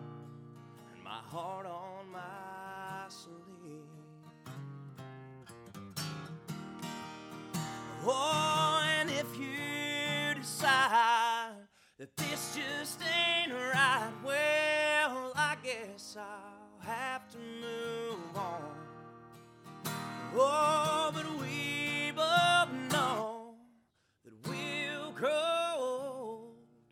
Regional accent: Ashland, Kentucky, United States; I'm from Ashland, Kentucky

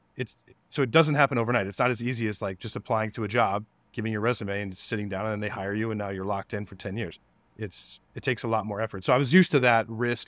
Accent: Denver, Colorado, United States; moved away as an adult; also born or lived in Kansas / Nebraska; I moved to Denver when I was seven years old. Um, grew up there

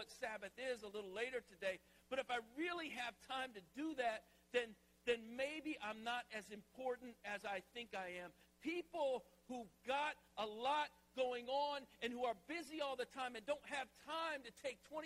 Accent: the South, United States; moved away as an adult; now in Philadelphia, United States; I grew up in the South

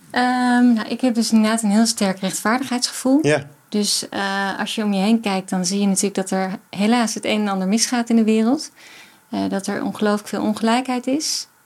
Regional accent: Weesp, North Holland, Netherlands; Ik kom uit Weesp.

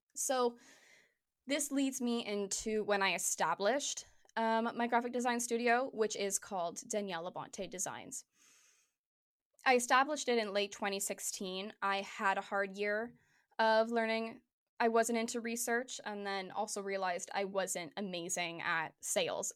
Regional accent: Hamilton, Ontario, Canada; moved away as an adult; now in Toronto, Canada; I was in Hamilton still. I was in my hometown.

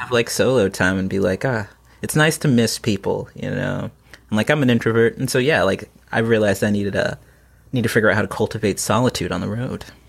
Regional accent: Plano, Texas, United States; now in North Carolina, United States; I grew up in Plano, Texas

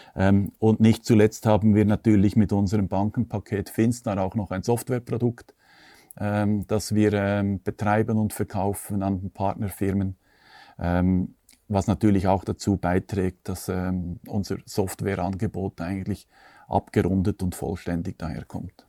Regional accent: Switzerland; bei uns in der Schweiz

